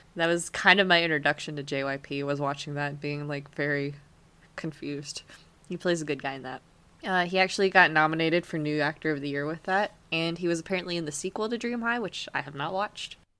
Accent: United States; accent: American; my family in Germany makes so much fun of me because of my American

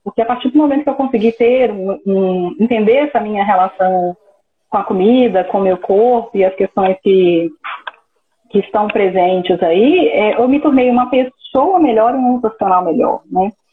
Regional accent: Minas Gerais, Brazil; eu sou de Patinga, no interior de Minas Gerais, ficou a mais ou menos 220 quilômetros de BH.

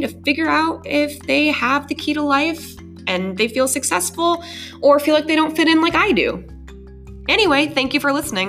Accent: Colorado, United States; also born or lived in Minnesota, United States; So actually, I was born in Minnesota, moved to Colorado when I was 10

